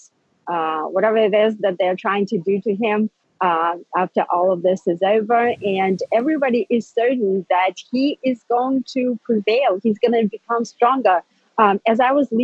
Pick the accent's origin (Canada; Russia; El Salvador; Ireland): Russia; now in United States; I am an immigrant from Soviet Russia, right? I grew up with totalitarianism